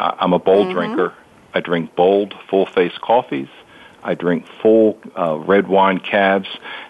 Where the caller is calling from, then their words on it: north of Baltimore, Maryland, United States; I'm calling just north of Baltimore